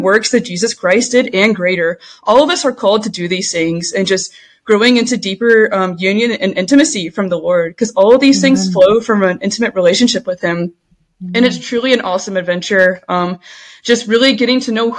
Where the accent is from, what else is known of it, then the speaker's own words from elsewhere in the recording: Allen, Texas, United States; moved away as an adult; also born or lived in Louisiana / West Coast; I grew up in Texas, in Allen, Texas, went to Allen High School